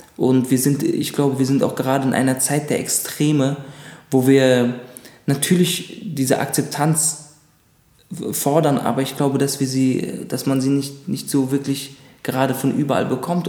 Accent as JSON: {"language": "German", "region": "Berlin", "country": "Germany", "tie": "born or raised there", "also_born_or_lived": "Munich", "said": "ich würde auf jeden Fall sagen, ich komme aus Berlin. Das ist ganz klar. Also ich kenne ja nichts, ich habe nichts anderes kennengelernt."}